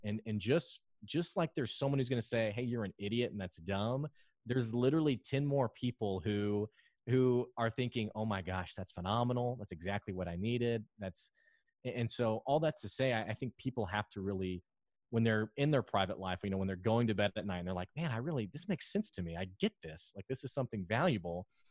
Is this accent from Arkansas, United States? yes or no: yes; Arkansas, United States; also born or lived in Houston; I love Arkansas you know, I lived in Houston for a while and then I, I moved back to Arkansas